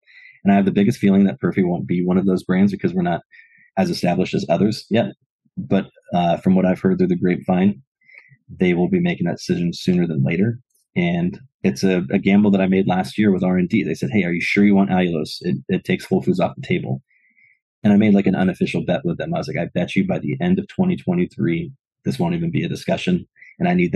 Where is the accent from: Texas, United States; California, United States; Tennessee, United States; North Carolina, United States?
California, United States; Los Angeles; I grew up in San Pedro, California